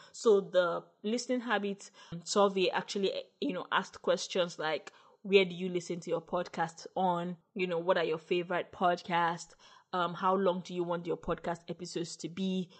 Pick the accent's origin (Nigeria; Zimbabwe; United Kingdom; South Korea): Nigeria; as a Nigerian podcaster